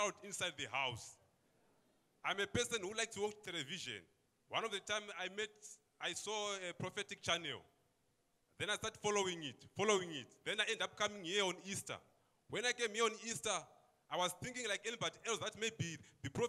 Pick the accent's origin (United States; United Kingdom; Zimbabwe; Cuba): Zimbabwe; now in Johannesburg, South Africa; I'm from Zimbabwe, but I'm staying in Joburg